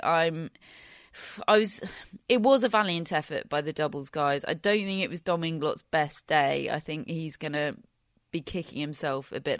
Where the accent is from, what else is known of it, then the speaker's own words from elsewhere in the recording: United Kingdom; being British